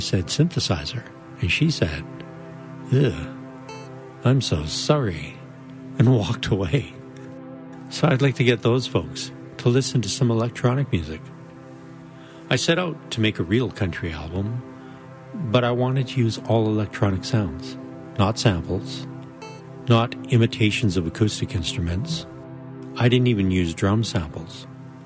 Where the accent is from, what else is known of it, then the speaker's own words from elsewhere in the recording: Rainier, Alberta, Canada; also born or lived in Brooks, Alberta; I grew up on a potato farm in Rainier, Alberta, Canada